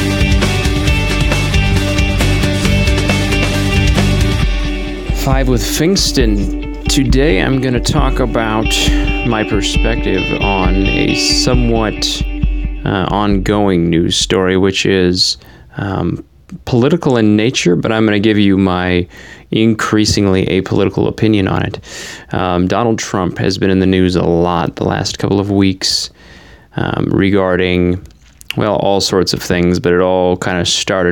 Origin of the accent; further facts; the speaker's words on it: United States; the 300 million here within the borders of the United States